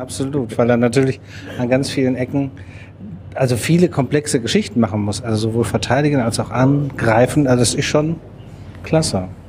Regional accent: Dortmund, North Rhine-Westphalia, Germany; Wir kommen aus Dortmund

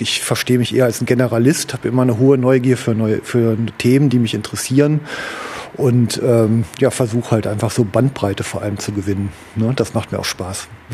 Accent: Duisburg, North Rhine-Westphalia, Germany; ich bin im Duisburger Norden groß geworden

